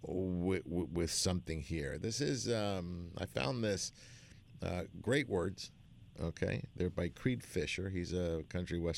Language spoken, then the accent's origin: English; Argentina; now in United States; I'm an immigrant. I was born in Argentina.